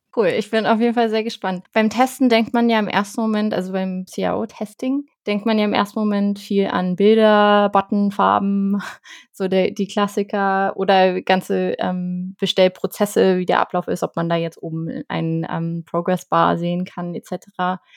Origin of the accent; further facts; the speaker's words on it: Berlin, Germany; ich als Berliner